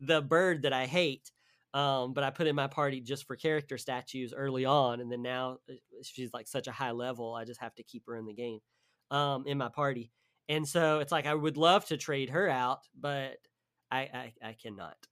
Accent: the South, United States; I'm from the South

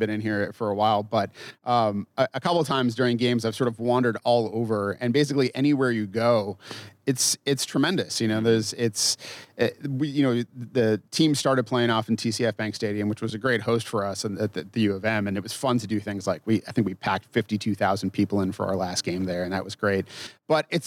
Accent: Massachusetts, United States; now in Minnesota, United States; I grew up in Massachusetts, and when I moved to Minnesota

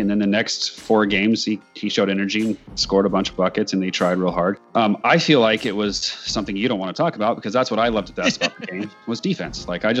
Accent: the Northwest, Pacific Northwest, United States; growing up in the Northwest and being a Seahawks fan, a Portland fan

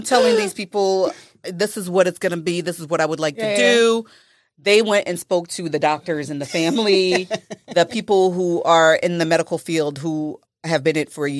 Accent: Orlando, Florida, United States; also born or lived in Haiti; Raised in the United States in Orlando

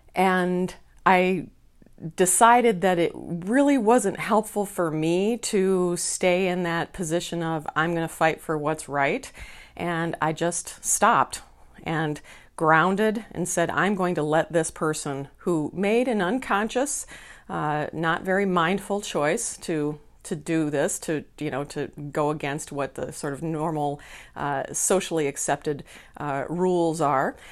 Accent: Minneapolis, Minnesota, United States; here in Minneapolis, my hometown

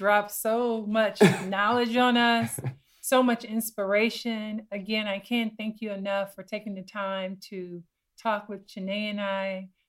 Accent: Compton, California, United States; We had that in Compton. I'm sorry. I'm actually from Compton, California.

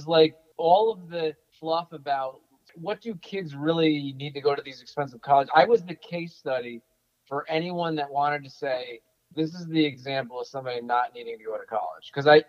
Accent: Morris County, New Jersey, United States; also born or lived in Bayonne, New Jersey; And I was able to cleanse myself of most of that accent as we moved further west. So I grew up in Morris County, which is about 25 miles northwest of Bayonne.

